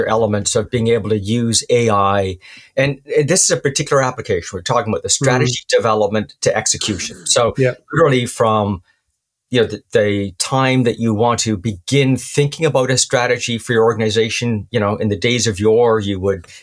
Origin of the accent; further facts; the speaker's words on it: Canada; Being Canadian